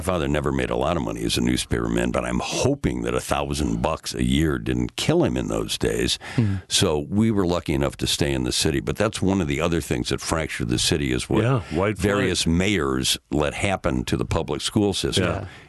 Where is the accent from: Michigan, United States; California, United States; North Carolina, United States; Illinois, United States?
Illinois, United States; Chicago; I grew up in Old Town.